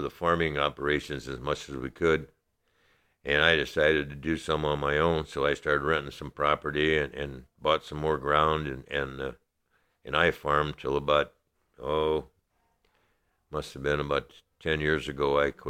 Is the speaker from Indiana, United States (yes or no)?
yes; La Porte, Indiana, United States; I'm from LaPorte, Indiana. I have lived here 83 years. I was born and raised in LaPorte County.